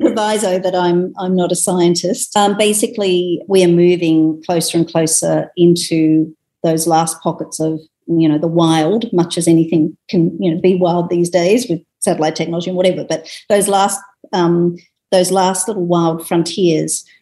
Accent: Sydney, New South Wales, Australia; being in Sydney in my hometown

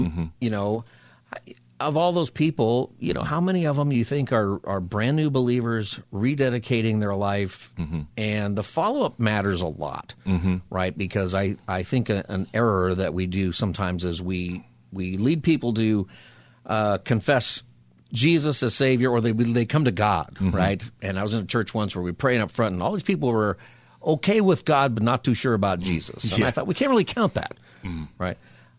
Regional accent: Los Angeles, California, United States; now in San Diego, United States; It's because I'm from Well, I'm really from L.A., but I've lived for 25 years in San Diego.

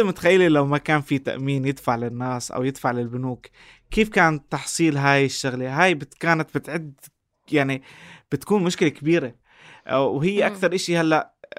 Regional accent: Jordan; عندنا بالاردن

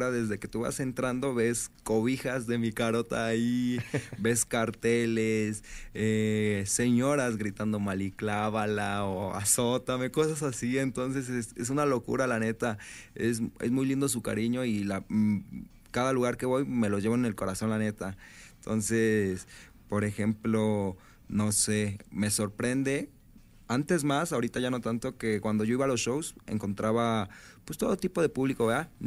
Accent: Mexico; nosotros como mexicanos y como chavos somos fieles consumidores del reggaetón

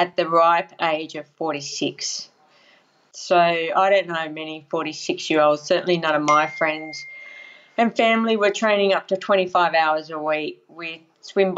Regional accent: Casino, New South Wales, Australia; casino, Northern New South Wales, unfortunately affected by the floods recently, just near Lismore

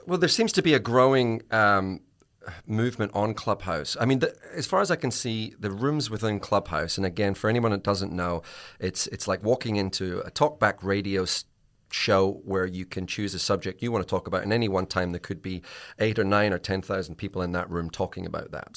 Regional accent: Scotland, United Kingdom; I'm Scottish

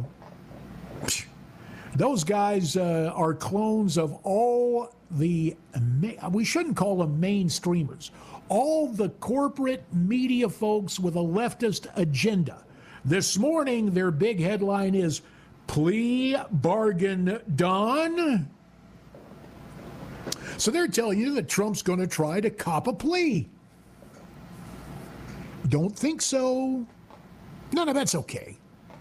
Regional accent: the Carolinas, United States; moved away; also born or lived in Queen Creek, Arizona; growing up in the Carolinas, I had a lot of conservative friends

